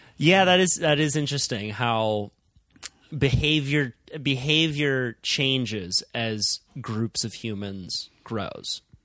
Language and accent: English; Santa Cruz, California, United States; where I grew up in Santa Cruz